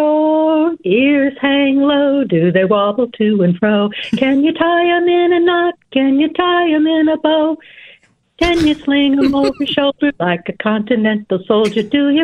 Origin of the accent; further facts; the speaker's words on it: Michigan, United States; now in Texas, United States; we're from Michigan originally.